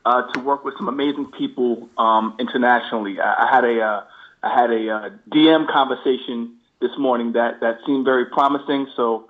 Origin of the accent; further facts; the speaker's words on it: Long Island, New York, United States; also born or lived in Queens, New York; So, I was born in Queens, New York. At 9, my parents and I moved out to Long Island.